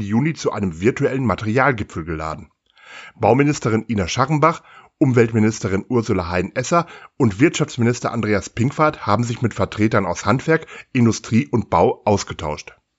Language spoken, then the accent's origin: German; Germany; bei uns in Deutschland